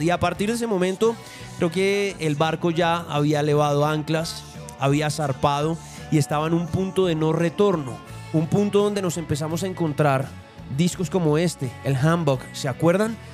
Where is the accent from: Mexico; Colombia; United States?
Colombia; vengo desde Colombia